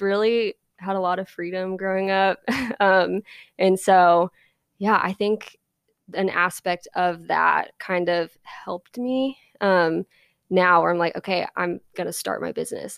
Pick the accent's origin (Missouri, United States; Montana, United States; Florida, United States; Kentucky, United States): Missouri, United States; Independence; now in Nashville, United States; I grew up in Independence